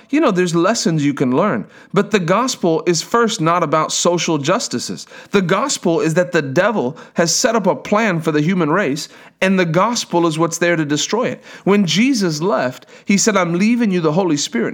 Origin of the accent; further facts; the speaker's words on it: South Africa; I'm from South Africa